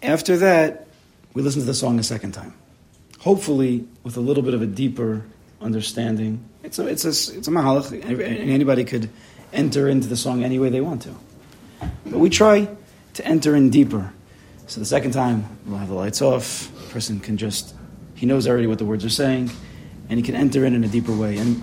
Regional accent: West Hempstead, New York, United States; I grew up in West Hempstead

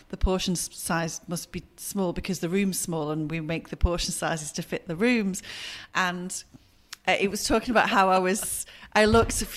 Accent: Bury, North West England, United Kingdom; I grew up in Bury. I grew up in a little villagey suburb area just north of Bury, sort of towards Ramsbottom way

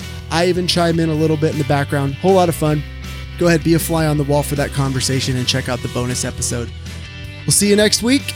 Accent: Southern California, United States; I grew up in Southern California, and Southern California is very spread out.

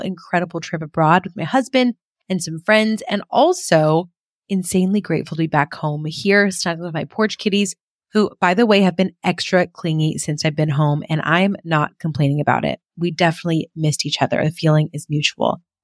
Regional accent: California, United States; first language English; my hometown in California

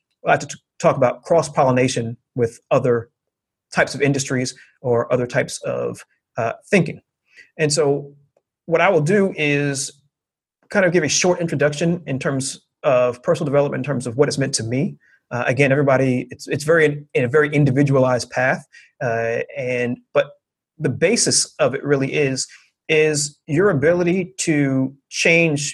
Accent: New York, United States; I was raised with a certain set of expectations and a certain set of thought processes growing up in New York

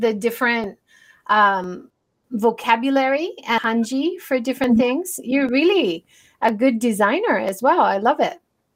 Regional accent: Hawaii, United States; moved away; also born or lived in Japan; I grew up in Hawaii

